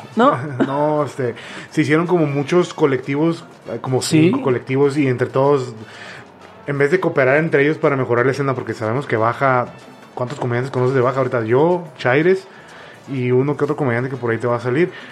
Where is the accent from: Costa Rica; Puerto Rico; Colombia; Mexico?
Mexico; la misma cultura que tenemos como mexicanos